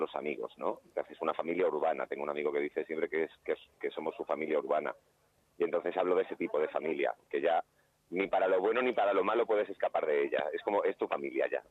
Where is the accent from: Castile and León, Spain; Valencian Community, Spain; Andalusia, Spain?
Valencian Community, Spain; Alicante; moved away as an adult; now in Madrid, Spain; soy de Alicante, pero ya soy, soy madrileño porque llevo 20 años viviendo, viviendo en Madrid